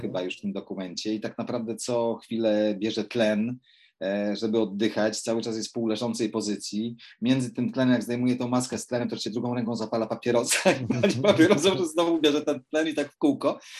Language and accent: Polish; Poland; ja, no, wychowałem się w górach